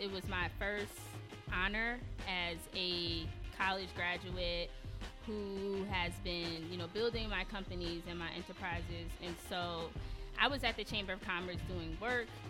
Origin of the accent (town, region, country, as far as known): Philadelphia, Pennsylvania, United States; also born or lived in Atlanta, Georgia